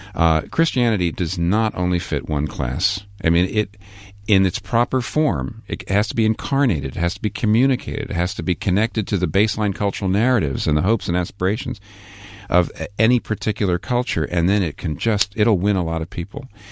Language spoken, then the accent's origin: English; United States; also born or lived in Manhattan, New York; I'm an American pastor in a place like Manhattan, where I've been for twenty-one years.